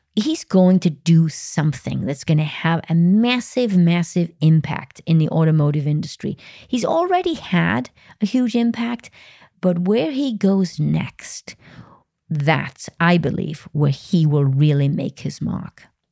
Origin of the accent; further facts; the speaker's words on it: Wales, United Kingdom; Wales, my home country